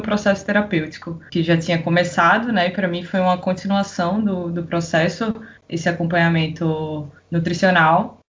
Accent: Recife, Pernambuco, Brazil; moved away as an adult; now in Niterói, Brazil; Vim lá de Recife, acho que dá pra perceber aí pelo sotaque. Mas moro aqui já há três anos e meio, desde 2016, tô morando aqui em Niterói

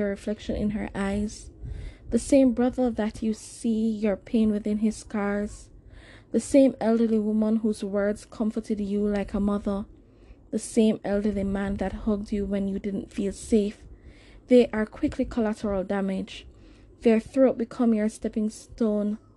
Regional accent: Jamaica; I'm Jamaican. You know, the country is predominantly black.

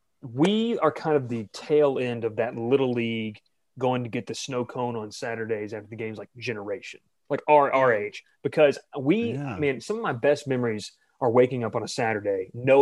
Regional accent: Columbus, Georgia, United States; we're from Columbus.

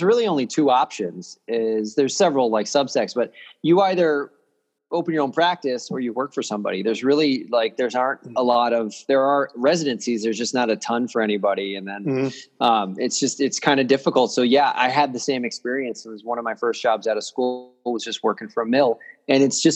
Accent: Chicago, Illinois, United States; I'm from Chicago

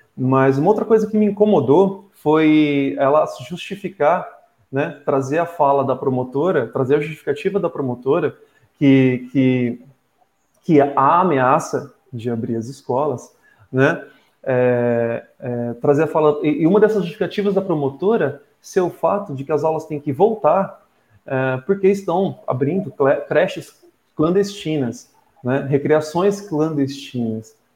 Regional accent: Ribeirão Preto, São Paulo, Brazil; moved away as an adult; now in Ubatuba, Brazil; sou de Ribeirão Preto, mas estou em Batuba há mais de três anos, vim para morar

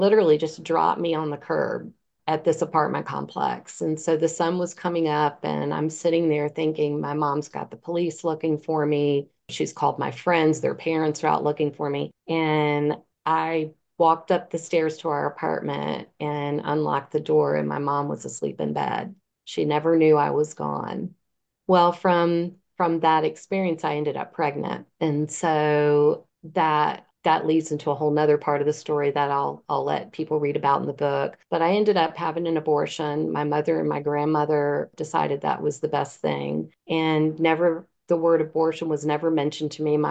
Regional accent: Virginia Beach, Virginia, United States; When I was 15, I lived in Virginia Beach. I'm from Virginia Beach, Virginia

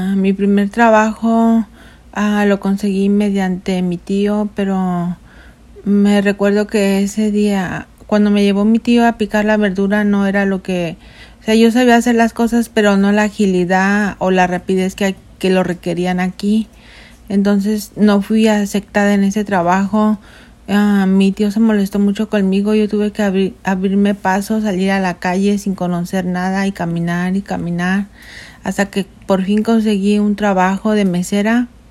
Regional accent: Mexico City, Mexico; now in United States; Nosotros somos nacidos en la Ciudad de México, soy la hija número dos de seis hermanos. Nosotros vivimos ah, nuestra niñez rodeados de mucha pobreza

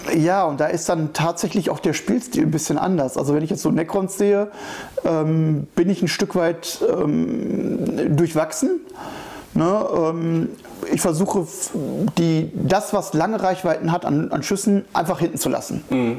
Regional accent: Sauerland, North Rhine-Westphalia, Germany; moved away; Ich komme aus dem Sauerland

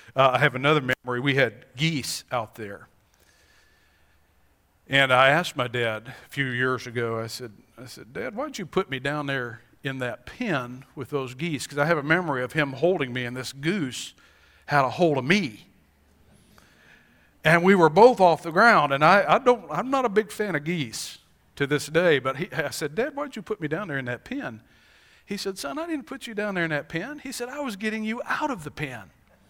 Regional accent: Montana, United States; born there; We all know I was born in Montana. There are many days I wish I was in Montana so I could go hiking

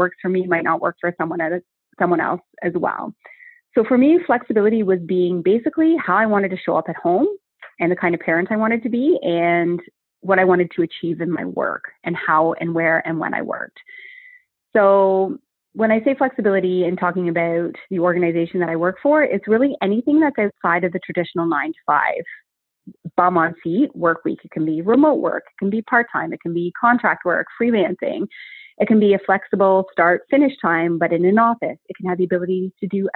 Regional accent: Canada; moved away as an adult; also born or lived in New Zealand / New York / London; I had just returned to Canada after 12 years of living and working abroad. So I came home

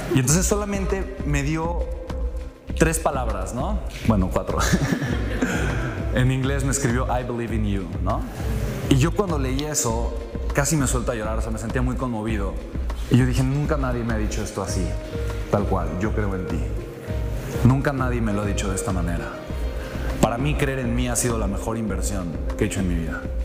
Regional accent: Mexico; soy mexicano

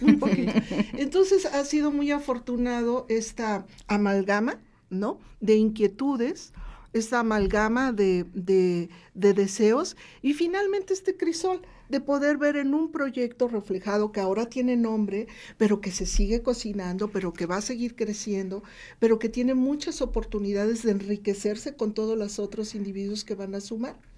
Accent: Veracruz, Mexico; moved away as an adult; now in Puebla, Mexico; Yo soy una veracruzana vecindad aquí desde 1986 que decidí crear mi hogar aquí en Puebla

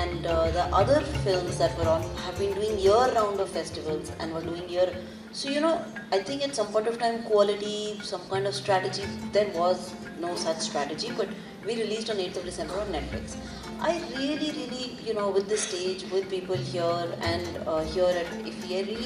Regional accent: India; I'm fully Indian

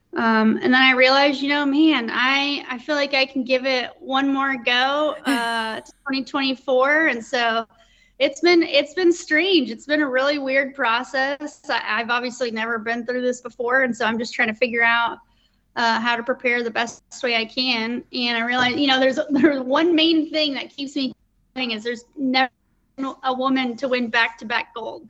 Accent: Colorado Springs, Colorado, United States; I grew up in Colorado Springs, Colorado

